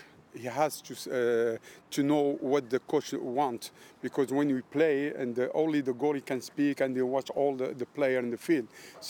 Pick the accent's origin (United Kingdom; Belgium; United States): Belgium; first language French; English is a second language; moved away; My first language is French, because I'm born in Belgium. And after that, Moroccan, because my originality is Moroccan guy, African guy. And speak English and a little bit Italian.